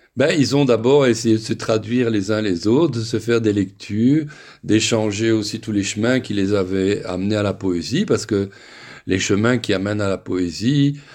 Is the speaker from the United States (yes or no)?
no; Belgium; moved away